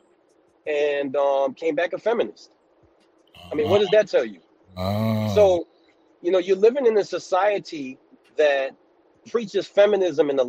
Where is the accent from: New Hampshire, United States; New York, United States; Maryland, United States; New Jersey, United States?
New York, United States; New York City; moved away as an adult; now in upstate New York, United States; I'm from New York City, but I live in upstate New York